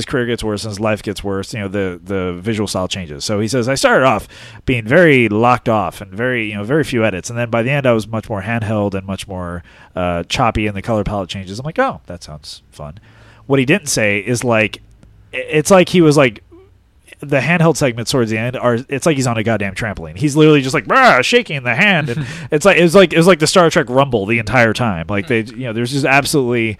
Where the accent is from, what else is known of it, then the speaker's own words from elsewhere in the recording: La Crescenta, California, United States; I grew up in La Crescenta.